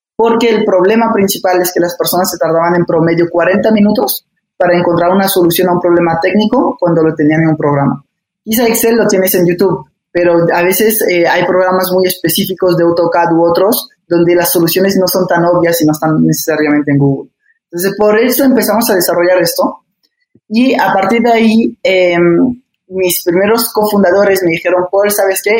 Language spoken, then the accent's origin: Spanish; France; moved away as an adult; also born or lived in Barcelona, Spain / Puebla, Mexico; now in Mexico; nací en Barcelona, eh, crecí en Francia casi toda mi vida